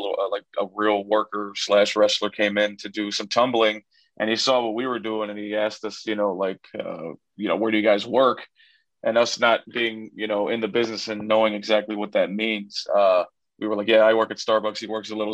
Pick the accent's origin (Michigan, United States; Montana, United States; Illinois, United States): Illinois, United States; Chicago; an American luchador born and raised in Chicago, Illinois